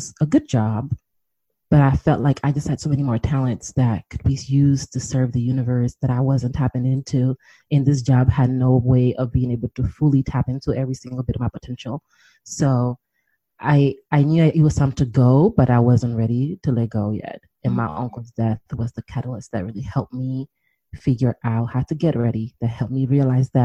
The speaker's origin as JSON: {"language": "English", "town": "New York City", "region": "New York", "country": "United States", "also_born_or_lived": "Washington, D.C.", "moved": "as an adult", "said": "I'm originally from New York City."}